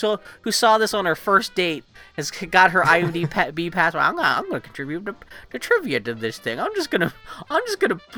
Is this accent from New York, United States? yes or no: no; Texas, United States; I'm from Texas